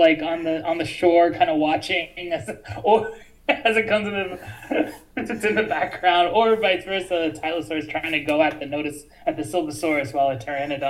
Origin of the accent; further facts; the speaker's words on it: Kansas, United States; moved away; I grew up in Kansas